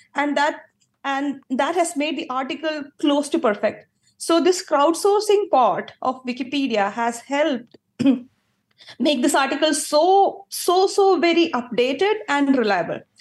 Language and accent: English; Kerala, India; moved away as an adult; I grew up in Kerala. Until age twenty-six, I lived in Kerala.